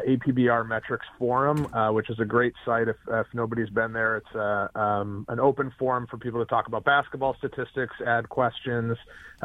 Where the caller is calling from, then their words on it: Vermont, United States; Snowy Vermont.